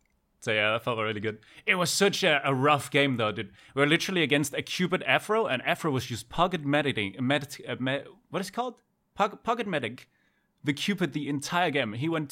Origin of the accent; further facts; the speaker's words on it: Denmark; English is a second language; Denmark. Denmark. Scandinavia.